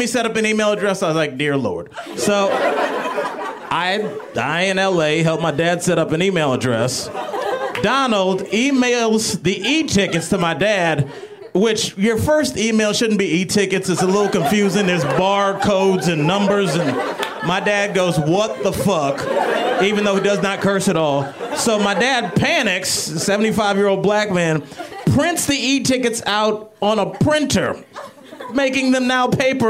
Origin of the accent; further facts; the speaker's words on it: Cleveland, Ohio, United States; moved away; I'm from Cleveland originally